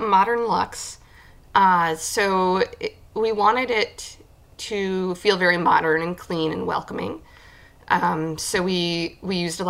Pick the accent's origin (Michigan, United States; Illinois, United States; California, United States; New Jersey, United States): Michigan, United States; Hemlock; moved away as an adult; now in Houghton, United States; So I actually grew up in Hemlock, Michigan, outside of the Saginaw Midland area.